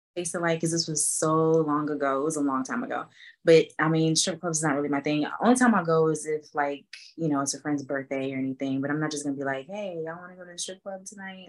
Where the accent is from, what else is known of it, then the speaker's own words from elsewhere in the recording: Atlanta, Georgia, United States; also born or lived in Boston, Massachusetts; I was born in Boston, Massachusetts, um, but I moved to Atlanta when I was five. So I'm basically from Atlanta.